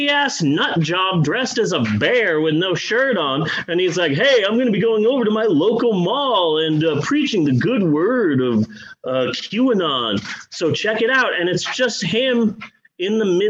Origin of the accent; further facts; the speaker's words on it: Phoenix, Arizona, United States; moved away; growing up in Phoenix